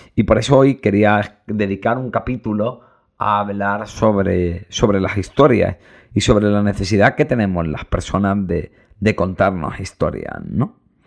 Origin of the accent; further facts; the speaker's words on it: Granada, Andalusia, Spain; soy muy de Granada